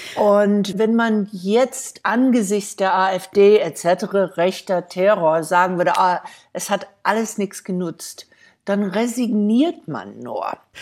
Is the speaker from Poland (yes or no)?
no; United States; German is a second language; moved away as an adult; als Jüdin und als Amerikaner